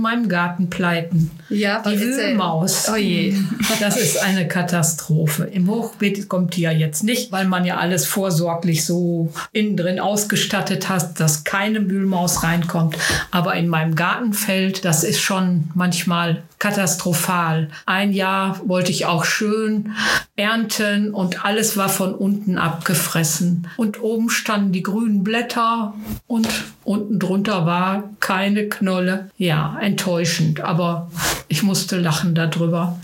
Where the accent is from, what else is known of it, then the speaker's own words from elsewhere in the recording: Billerbeck, North Rhine-Westphalia, Germany; ich komme aus Billerbeck